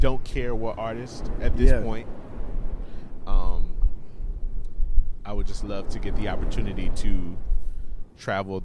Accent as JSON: {"language": "English", "town": "Memphis", "region": "Tennessee", "country": "United States", "also_born_or_lived": "Chicago, Illinois", "moved": "yes", "said": "I am from Memphis, Tennessee, by way of Chicago, Illinois"}